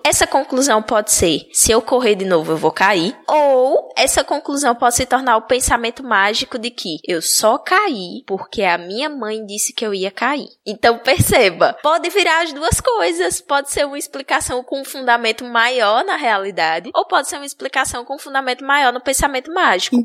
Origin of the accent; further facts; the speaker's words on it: Bahia, Brazil; moved away as an adult; now in Alagoas, Brazil; eu ter nascido na Bahia